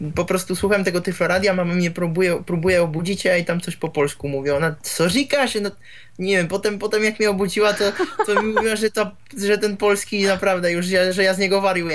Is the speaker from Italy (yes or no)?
no; Czechia; ja z Czech jestem